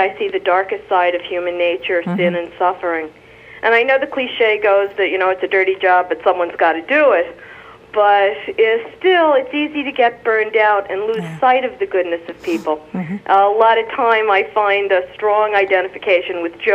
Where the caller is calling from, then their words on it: New Jersey, United States; I'm calling from New Jersey